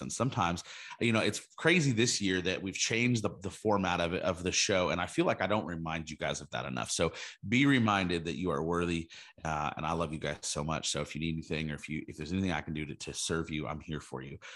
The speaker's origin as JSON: {"language": "English", "region": "California", "country": "United States", "tie": "born or raised there", "said": "we, we grew up in California together"}